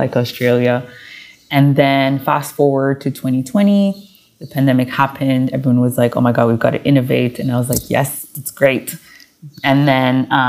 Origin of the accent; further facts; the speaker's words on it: Montreal, Quebec, Canada; I was born and raised in Montreal, Canada